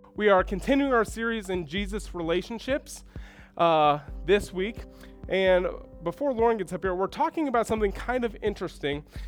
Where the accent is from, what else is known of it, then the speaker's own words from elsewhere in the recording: Houston, Texas, United States; moved away as an adult; also born or lived in Minnesota; I grew up in Houston and went to school in Minnesota